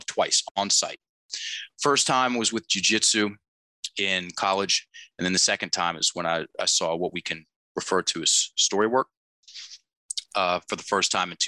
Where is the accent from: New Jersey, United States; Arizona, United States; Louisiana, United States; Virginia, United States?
Virginia, United States; I'm from Virginia